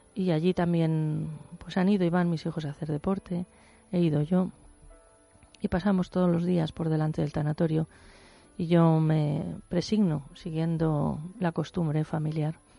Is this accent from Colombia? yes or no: no; Spain; somos los españoles